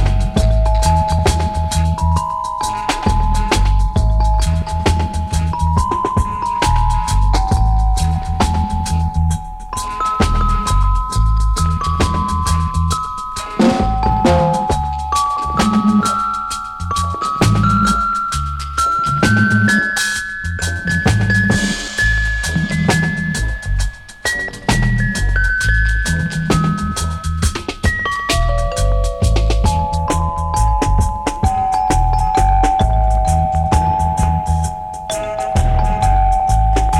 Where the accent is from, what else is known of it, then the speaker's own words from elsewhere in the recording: near Trossingen, Baden-Württemberg, Germany; English is a second language; my hometown. Yeah, man. Trossingen